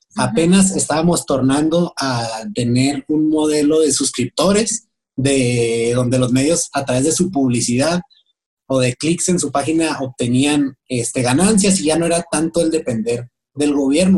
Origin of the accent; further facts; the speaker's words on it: Mexico; esa es la crisis que nos espera como mexicanos